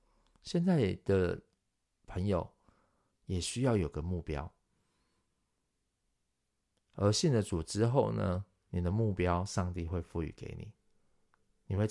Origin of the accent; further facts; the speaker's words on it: Taiwan; 如今传到我们台湾人、亚洲人、中国人的身上，我们其实也要好好的把它传传递下去。